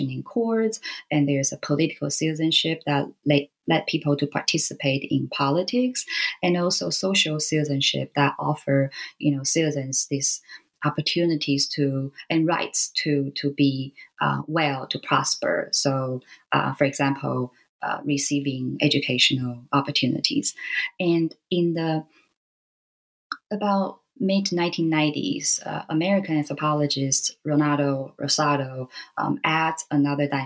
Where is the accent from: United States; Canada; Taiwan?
Taiwan; I grew up in Taiwan, and so you know, uh, being a Taiwanese